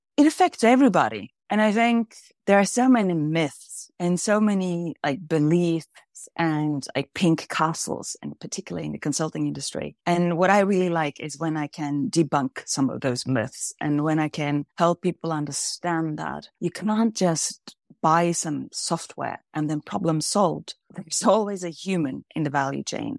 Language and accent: English; Kvam, Innlandet, Norway; I grew up in a very small village called Kvam in between the mountains in the middle of Norway.